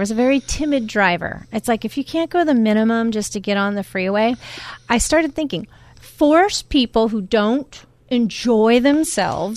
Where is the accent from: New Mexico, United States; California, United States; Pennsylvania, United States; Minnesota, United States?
California, United States; San Diego; I was born and raised in San Diego